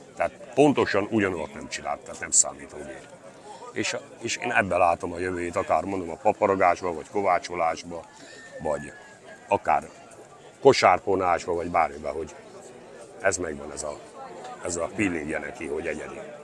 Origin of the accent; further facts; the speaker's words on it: Csókakő, Fejér, Hungary; Ott születtem, ott is nevelkedtem, és mai napig is ott